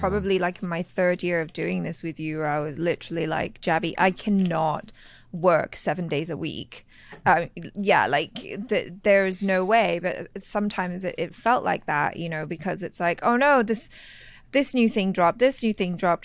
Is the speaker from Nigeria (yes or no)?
no; Thailand; moved away; growing up in Thailand, uh, in the school I went